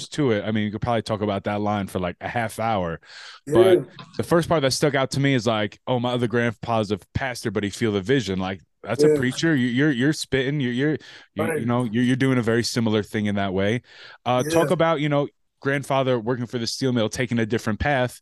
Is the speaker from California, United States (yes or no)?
no; Pennsylvania, United States; moved away; I'm originally from Pennsylvania